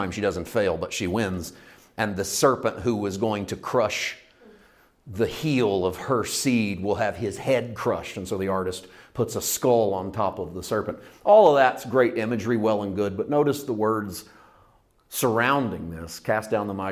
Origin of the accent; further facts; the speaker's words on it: United States; as an American